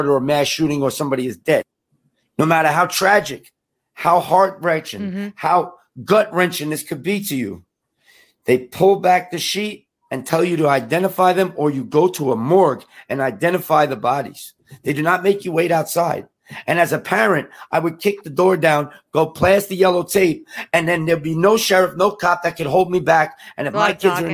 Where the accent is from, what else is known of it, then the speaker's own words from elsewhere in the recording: New York, United States; I'm from New York